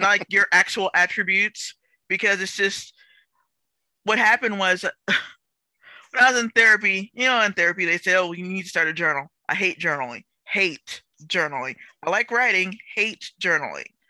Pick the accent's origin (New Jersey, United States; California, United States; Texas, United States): Texas, United States; I'm from Texas